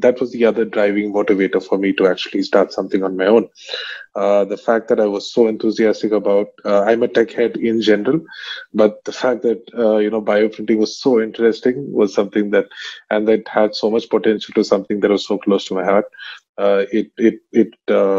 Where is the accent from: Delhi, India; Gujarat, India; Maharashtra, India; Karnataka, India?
Karnataka, India; Bangalore; also born or lived in Middle East / Vellore; I grew up in Bangalore